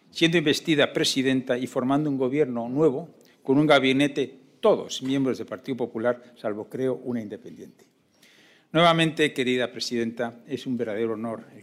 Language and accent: Spanish; Madrid, Community of Madrid, Spain; Isabel Díaz Ayusa, nuestra presidenta, porque somos de Madrid